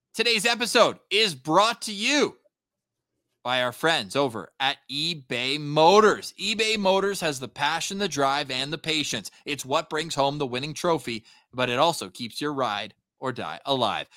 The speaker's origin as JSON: {"language": "English", "town": "Ottawa", "region": "Ontario", "country": "Canada", "moved": "yes", "said": "I'm from Ottawa, but don't live there right now"}